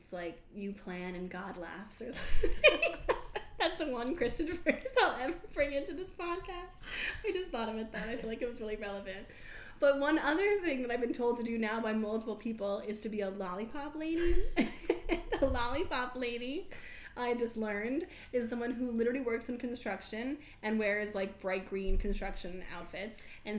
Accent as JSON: {"language": "English", "country": "Australia", "said": "I'm an Aussie."}